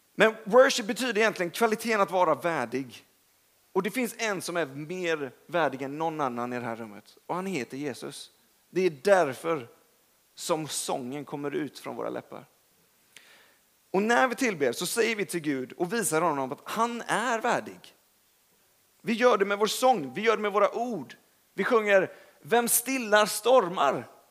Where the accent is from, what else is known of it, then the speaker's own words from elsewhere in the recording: Gothenburg, Västra Götaland, Sweden; now in Stockholm, Sweden; Jag är från Göteborg.